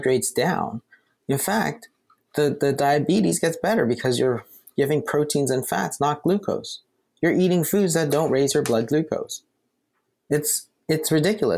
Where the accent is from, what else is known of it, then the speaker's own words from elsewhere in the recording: Canada; We're Canadian.